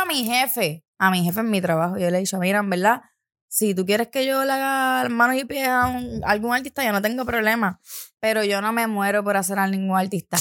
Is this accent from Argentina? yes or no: no; San Juan, Puerto Rico; tengo estas amistades, somos de Santurce